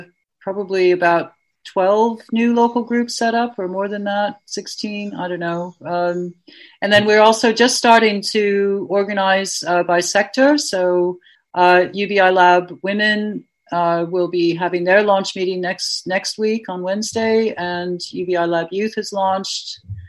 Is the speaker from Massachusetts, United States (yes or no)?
no; Ohio, United States; also born or lived in California / Washington, D.C.; I'm from Ohio, mainly. I was born in California near Berkeley, and I lived in near Washington, D.C., and I also spent some time in New Hampshire and in Boston.